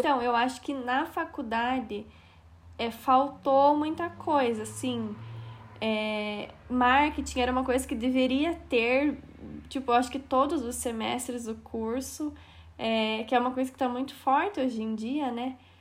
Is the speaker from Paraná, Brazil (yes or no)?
yes; Castro, Paraná, Brazil; accent: interior of Paraná; also born or lived in Curitiba; moro em Castro, interior do Paraná, olha o meu sotaque. Até na faculdade eu era zoada por isso